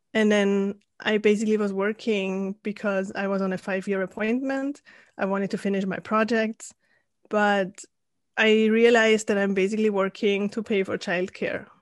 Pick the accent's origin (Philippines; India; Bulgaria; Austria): Austria; Salzburg; moved away as an adult; also born or lived in Spain / San Diego; I'm originally from Austria, from Salzburg